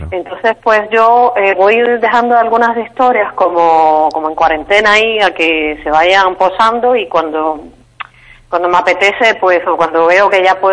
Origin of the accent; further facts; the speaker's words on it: Cuba; now in Spain; porque en Cuba no hay esa libertad de movimiento para viajar como turista, entonces pues eh, casi que cuando salí de Cuba fue cuando empecé a viajar.